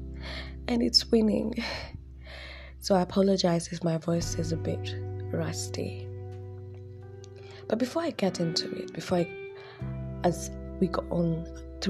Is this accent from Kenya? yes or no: yes; Nairobi, Kenya; I'm from Dandora